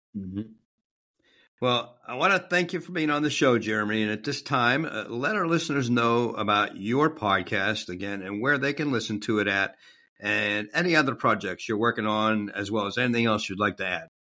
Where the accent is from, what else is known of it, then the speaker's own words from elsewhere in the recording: Pittsburgh, Pennsylvania, United States; now in Jacksonville, United States; other than the Steelers 'cause that's where I'm from.